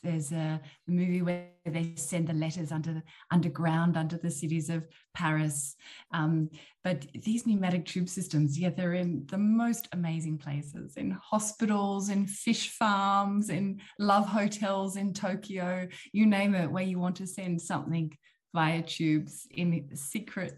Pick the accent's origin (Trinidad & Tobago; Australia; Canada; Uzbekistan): Australia; Tasmania; moved away as an adult; now in Netherlands; I'm from Tasmania, which is the island almost Antarctica at the bottom of Australia. And that's where I grew up.